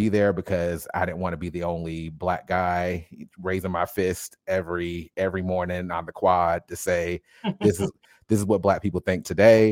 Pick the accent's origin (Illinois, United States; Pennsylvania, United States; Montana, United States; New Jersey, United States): New Jersey, United States; Paterson; moved away; I grew up in Paterson, New Jersey, probably about 20 minutes outside of Newark